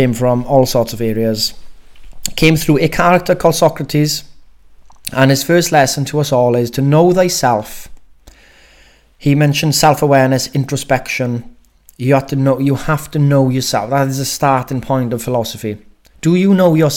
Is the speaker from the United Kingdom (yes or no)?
yes; Wales, United Kingdom; I'm Welsh